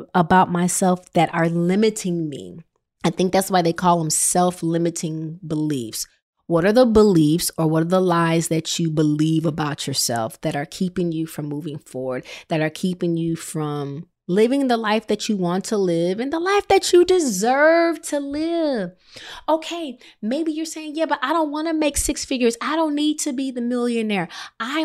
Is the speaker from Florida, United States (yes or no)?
no; Rockford, Illinois, United States; I'm the girl from Rockford, Illinois